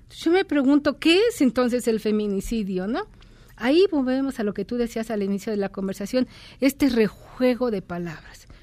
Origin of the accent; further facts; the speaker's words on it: Mexico; como mexicanos